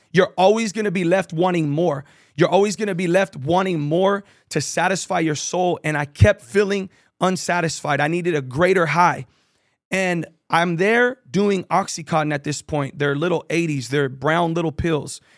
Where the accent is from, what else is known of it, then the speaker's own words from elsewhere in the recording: San Jose, California, United States; I grew up in Victory Outreach San Jose, San Jose, California